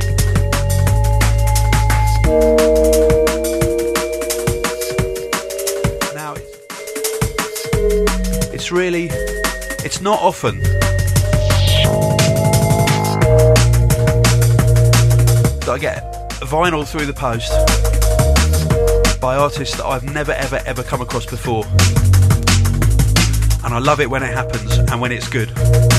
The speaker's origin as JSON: {"language": "English", "country": "United Kingdom", "said": "We're British"}